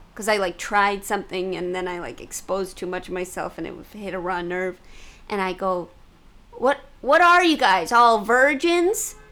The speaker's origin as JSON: {"language": "English", "town": "St. Louis", "region": "Missouri", "country": "United States", "said": "I'm from Missouri"}